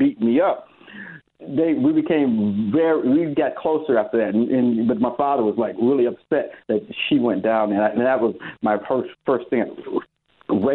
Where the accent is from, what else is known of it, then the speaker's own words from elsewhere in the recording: Detroit, Michigan, United States; growing up in Detroit, I remember down the street from us